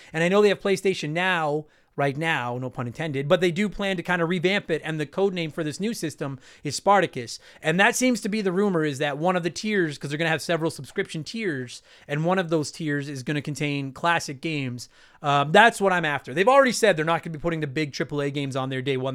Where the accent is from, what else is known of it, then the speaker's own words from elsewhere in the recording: Canada; I'm Canadian with the French on it